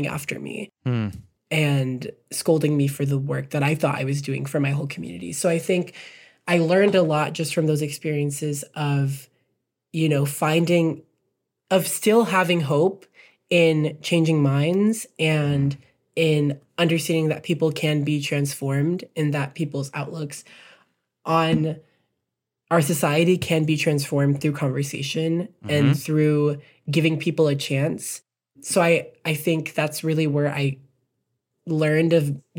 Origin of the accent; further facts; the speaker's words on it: Texas, United States; also born or lived in Birmingham, Alabama; my community has taught me so much just growing up in Texas